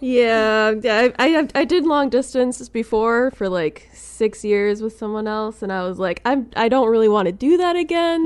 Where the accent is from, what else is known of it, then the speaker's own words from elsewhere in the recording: Milwaukee, Wisconsin, United States; I'm from the Milwaukee area